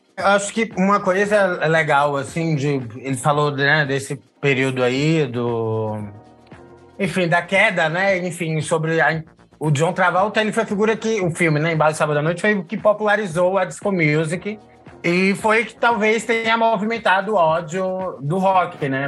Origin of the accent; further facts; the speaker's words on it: Recife, Pernambuco, Brazil; now in São Paulo, Brazil; sou recifense, vivendo em São Paulo